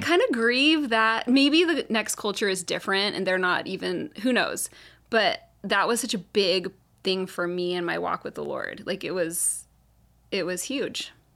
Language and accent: English; Carlsbad, California, United States; also born or lived in Laguna Beach / Orange County; we moved to Carlsbad, and I've basically lived here the rest of my life